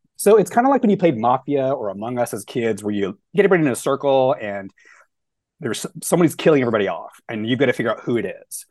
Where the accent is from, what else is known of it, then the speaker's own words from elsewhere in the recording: the South, United States; moved away as an adult; also born or lived in Dallas; now in Long Beach, United States; I'm from the South, and so like when you grow up as a queer kid in the South